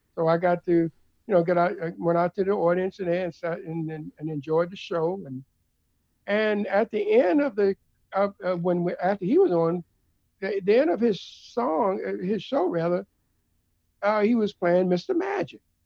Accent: Baltimore, Maryland, United States; also born or lived in Richmond, Virginia / New York; now in New Jersey, United States; I'm originally from Baltimore, Maryland

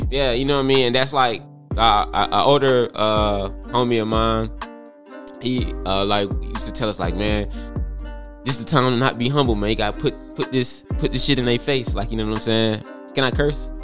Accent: Atlanta, Georgia, United States; I'm from Atlanta, Georgia

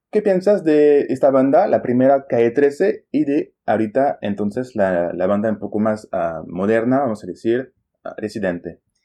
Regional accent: Champagne, Grand Est, France; Spanish is a second language; moved away as an adult; now in Lima, Peru; he nacido en Francia, en la región de la Champaña

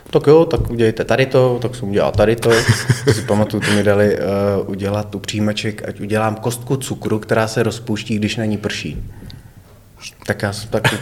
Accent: Nový Bydžov, Hradec Králové Region, Czechia; Ne, jsem z Nového

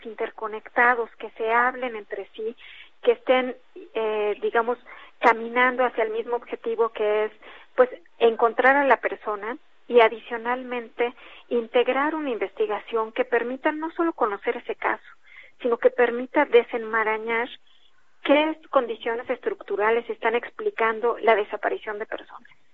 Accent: Mexico; como Estado mexicano

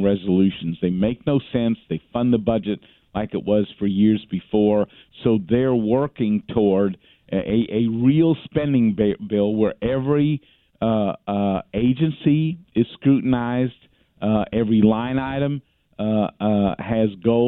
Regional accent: Texas, United States; as a Texan

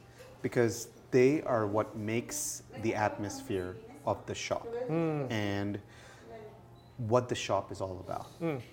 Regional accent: Dubai, United Arab Emirates; So I grew up in the Middle East, Dubai.

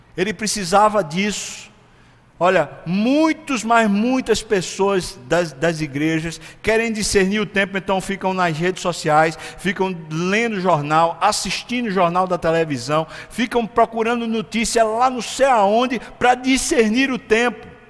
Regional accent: Brazil; a gente é brasileiro

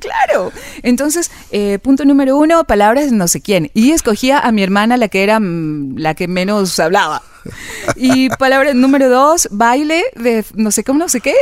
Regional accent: Quito, Pichincha, Ecuador; Yo nací aquí en Quito

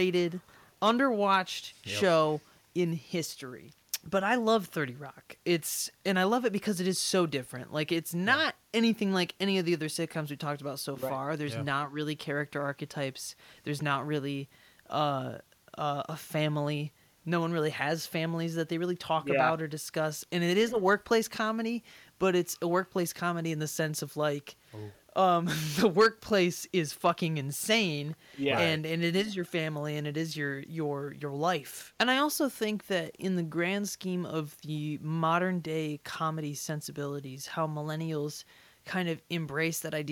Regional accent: United States; I'm American

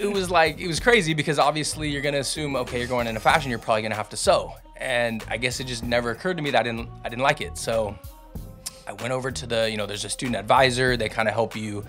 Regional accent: Fairfield, California, United States; I grew up in Fairfield

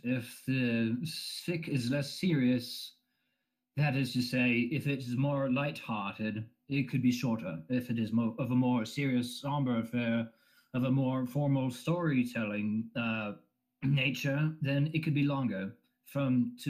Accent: West Coast, United States; I'm from the West Coast, Pacific Coast, yeah.

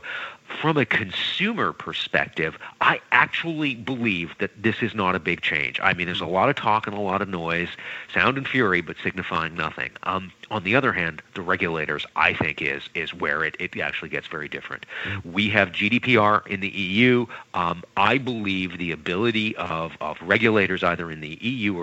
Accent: Canada; I'm not American. I'm Canadian

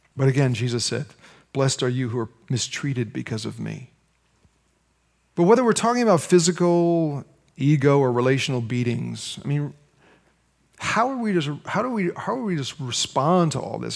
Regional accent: United States; as American Christians

